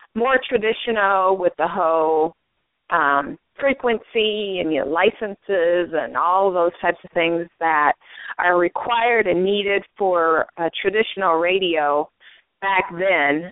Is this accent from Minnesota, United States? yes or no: yes; St. Paul, Minnesota, United States; moved away as an adult; now in Los Angeles, United States; I am from the Twin Cities, St. Paul, Minnesota